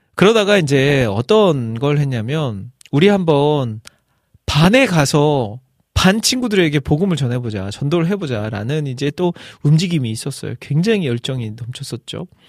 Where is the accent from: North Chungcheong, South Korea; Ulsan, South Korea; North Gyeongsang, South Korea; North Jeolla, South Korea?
North Jeolla, South Korea; Iksan; 제 고향이 익산이니까 익산 제일 번화가 중앙동이라고 있어요